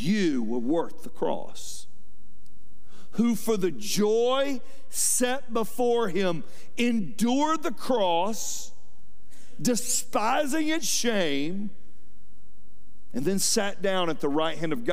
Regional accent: Fayetteville, United States; I grew up in Fayetteville

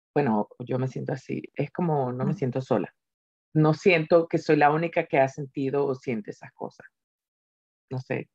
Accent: Venezuela; moved away; also born or lived in Spain; me fui a una parte de Venezuela que no recordaba

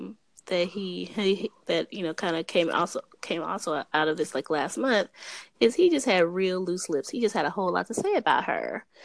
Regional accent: New York, United States; I told her she's from Philly, but I'm from New York.

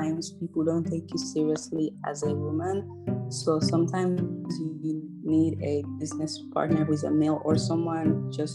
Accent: Finland; now in Accra, Ghana; I am from Finland

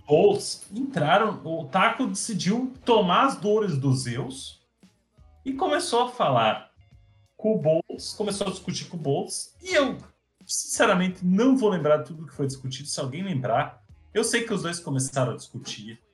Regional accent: Brazil; para nós que somos brasileiros

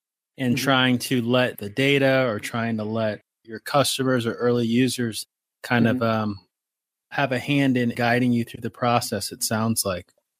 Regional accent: Atlanta, Georgia, United States; moved away; I see you guys are also in Atlanta. That's my hometown.

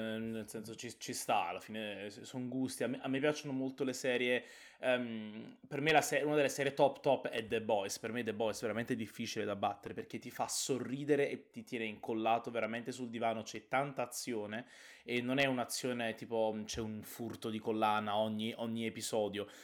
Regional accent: Naples, Campania, Italy; da buon napoletano

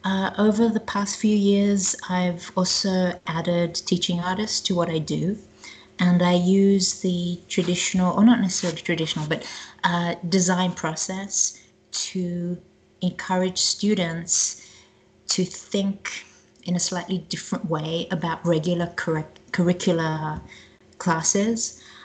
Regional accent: Israel; also born or lived in South Africa; now in United States; Personally, I was born in South Africa, grew up in Israel, traveled to England, came home, traveled to Australia, came home, traveled to America

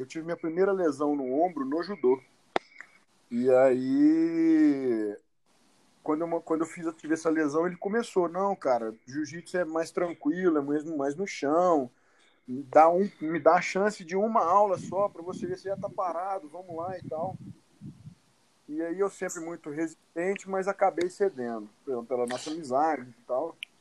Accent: São Sebastião do Paraíso, Minas Gerais, Brazil; now in Uberaba, Brazil; eu sou de São Sebastião do Paraíso, né? Hoje eu moro em, em Uberaba, mas uhum. eu venho do interior de Minas Gerais.

